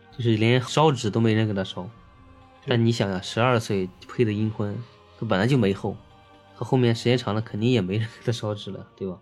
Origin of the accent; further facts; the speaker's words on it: Henan, China; 当地就是我们河南那块儿嘛